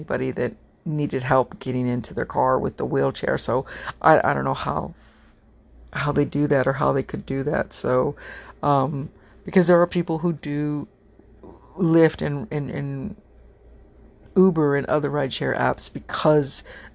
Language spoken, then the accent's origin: English; United States; I'm American doesn't mean my family didn't come from a foreign country